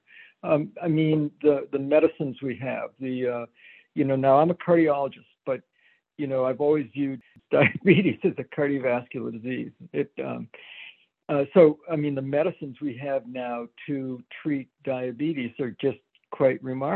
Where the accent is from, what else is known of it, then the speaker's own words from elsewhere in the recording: Danvers, Massachusetts, United States; moved away as an adult; also born or lived in Pittsburgh / Stanford, California / Providence, Rhode Island; now in Hartford, United States; when I grew up in Danvers, Mass